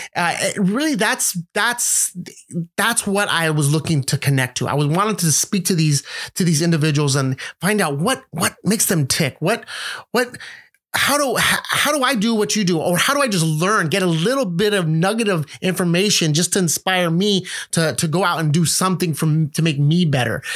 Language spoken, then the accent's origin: English; San Francisco, California, United States; also born or lived in Los Angeles; I was born and raised in San Francisco